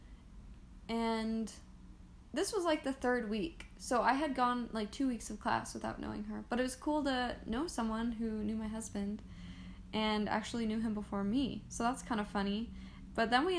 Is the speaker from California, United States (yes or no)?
yes; Roseville, California, United States; now in Idaho, United States; I am originally from Northern California in Roseville